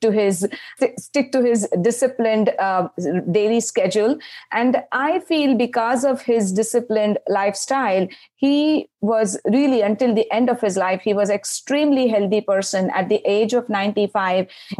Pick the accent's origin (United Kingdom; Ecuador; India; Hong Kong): India; moved away; I grew up in India.